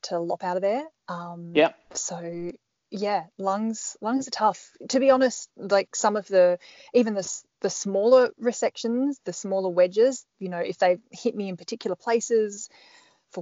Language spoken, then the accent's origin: English; Perth, Western Australia, Australia; moved away; also born or lived in Melbourne / Sydney / Canberra; I'm Perth born and bred in Western Australia originally.